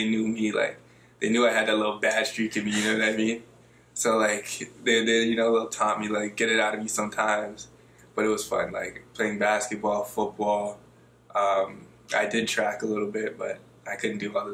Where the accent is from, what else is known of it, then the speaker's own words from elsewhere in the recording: Toronto, Ontario, Canada; also born or lived in Ajax, Ontario; Originally, I'm from Scarborough, Ontario, a little place called Malvern